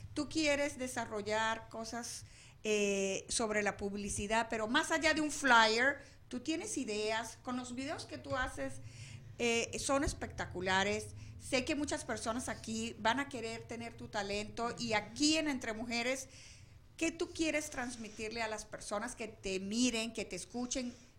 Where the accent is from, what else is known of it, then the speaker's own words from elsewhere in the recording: Venezuela; moved away; yo que soy venezolana